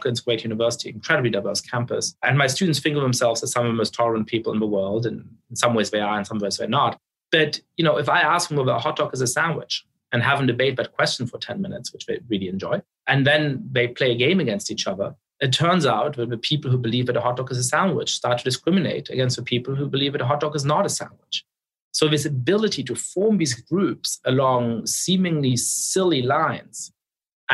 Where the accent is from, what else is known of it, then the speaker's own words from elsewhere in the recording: Munich, Bavaria, Germany; now in United States; I was growing up in Munich in the center of town